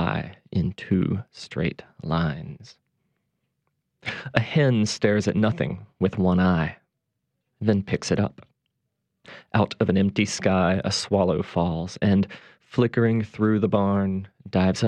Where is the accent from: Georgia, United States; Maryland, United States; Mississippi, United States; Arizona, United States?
Mississippi, United States; also born or lived in Edinburgh, Scotland / Cambridge, England; now in New Orleans, United States; I was born and raised in Mississippi, but live now and have for many years here in the Crescent City